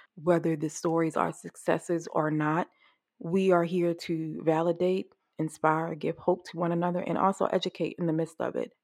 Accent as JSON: {"language": "English", "region": "Maryland", "country": "United States", "tie": "born or raised there", "said": "Johns Hopkins here in Maryland, my home state."}